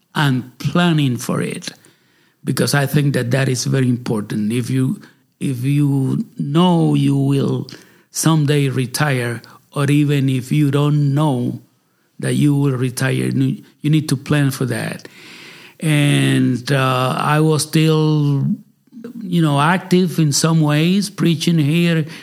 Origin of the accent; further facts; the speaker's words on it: Puerto Rico; moved away as an adult; now in United States; I was born in Puerto Rico by the grace of God. And I grew up there